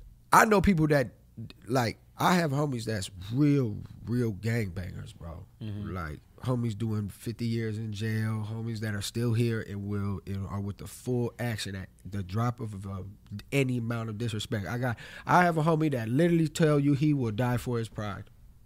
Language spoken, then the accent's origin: English; Los Angeles, California, United States; Yeah, I'm from Los Angeles.